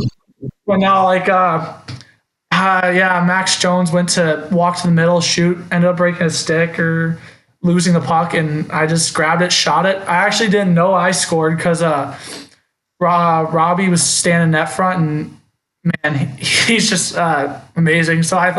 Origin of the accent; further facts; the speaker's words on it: Cleveland, Ontario, Canada; I'm kind of like a small town boy myself, though. Like, the town I grew up in Cleveland is, like, we have no commercial business. We have one intersection.